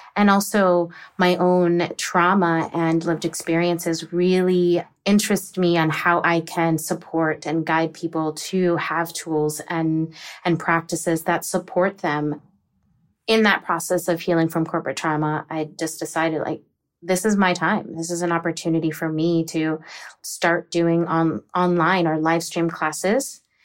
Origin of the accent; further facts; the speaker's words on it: Virginia or the DC area, United States; also born or lived in Texas; I'm originally from Texas, but I was raised in Virginia or the D C area